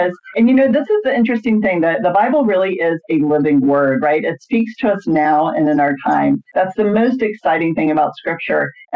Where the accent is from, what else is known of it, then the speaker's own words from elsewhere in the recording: Georgia, United States; as a young person growing up in Georgia